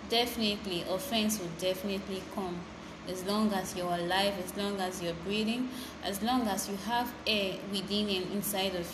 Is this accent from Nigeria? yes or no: yes; Benue, Nigeria; I'm a Nigerian from Benue State